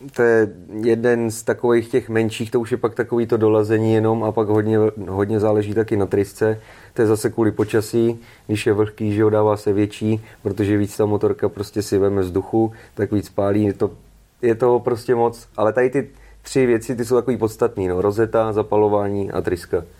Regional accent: Pardubice, Pardubice Region, Czechia; jsem z Pardubis

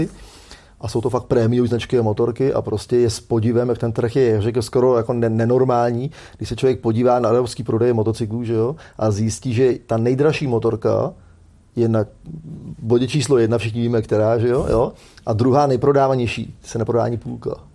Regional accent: Czechia; U nás v Čechách

